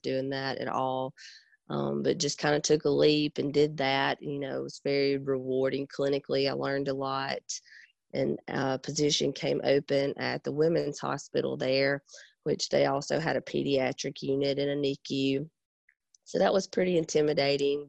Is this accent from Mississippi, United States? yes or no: yes; Pontotoc, Mississippi, United States; I'm originally from Pontotoc, Mississippi, so we're right in between Oxford and Tupelo